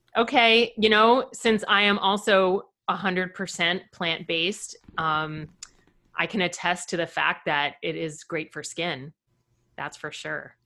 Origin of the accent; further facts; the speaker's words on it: Fort Lauderdale, Florida, United States; moved away as an adult; I grew up in Fort Lauderdale